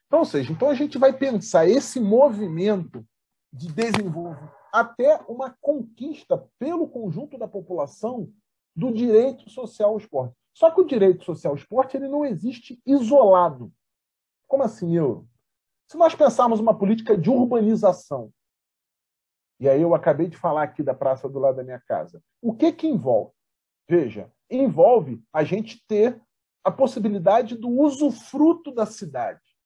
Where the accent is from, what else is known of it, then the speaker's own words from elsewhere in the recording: São Gonçalo, Rio de Janeiro, Brazil; brasileira de São Gonçalo, na minha terra